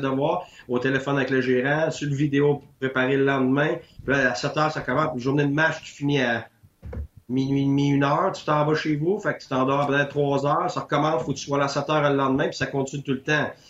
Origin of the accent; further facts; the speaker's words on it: Quebec, Canada; moved away as an adult; Je suis parti du Québec pendant 10 ans